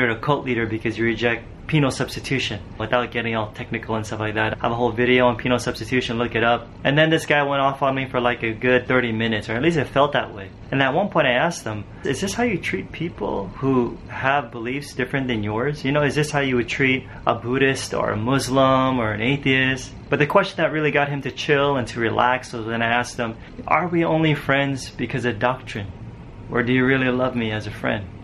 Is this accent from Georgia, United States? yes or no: no; Los Angeles, California, United States; I wanted her to see where I grew up back in Cali and LA and get to know my family